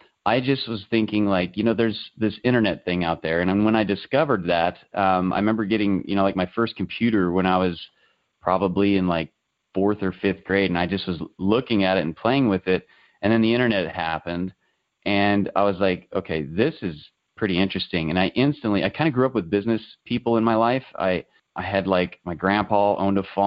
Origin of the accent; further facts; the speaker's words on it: the Midwest, Kansas, United States; growing up in the Midwest, it's primarily farming, you know, that really kind of drives the economic little circle I live in here in Kansas